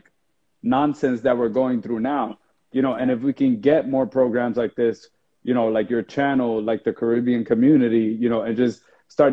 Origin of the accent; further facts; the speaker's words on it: New Jersey, United States; I grew up in New Jersey in a very poor environment